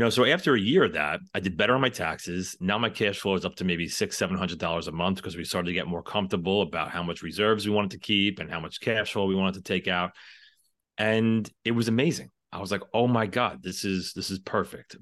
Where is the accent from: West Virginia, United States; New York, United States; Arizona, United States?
New York, United States; New York City; I am from the New York City area